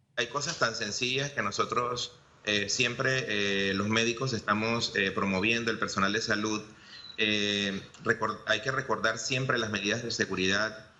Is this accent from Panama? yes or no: yes; Panama; como panameños